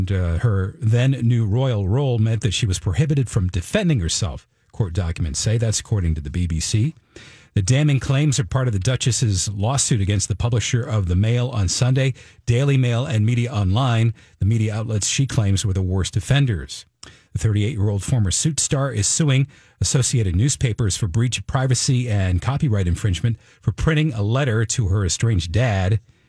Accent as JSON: {"language": "English", "area": "Maine and Vermont", "region": "New England", "country": "United States", "tie": "born or raised there", "moved": "yes", "said": "I grew up in Maine and Vermont"}